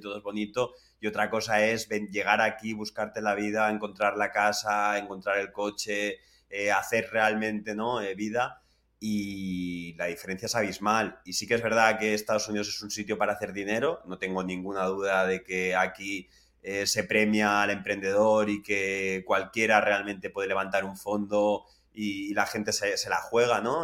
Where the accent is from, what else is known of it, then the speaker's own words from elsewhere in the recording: Carlet, Valencian Community, Spain; moved away as an adult; now in United States; valorando el nivel de vida que, hay en España, en Valencia en concreto, en concreto en Carlet